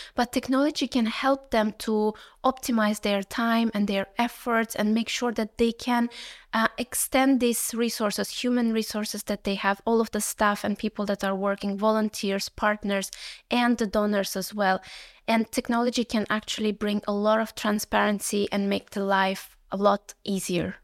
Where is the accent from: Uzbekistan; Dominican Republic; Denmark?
Uzbekistan; moved away; I come originally from Uzbekistan